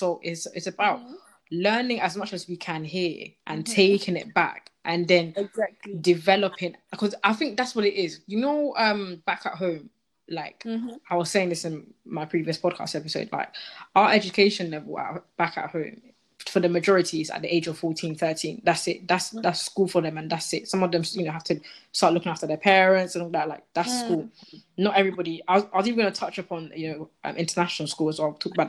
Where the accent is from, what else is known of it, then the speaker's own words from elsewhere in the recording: Ghana; now in United Kingdom; when you tell them, oh, I'm from Ghana. Oh, yeah, I've been to Accra.